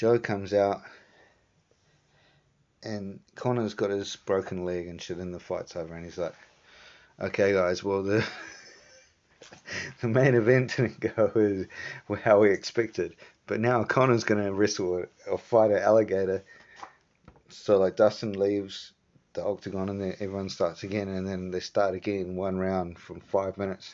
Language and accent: English; New Zealand; growing up in New Zealand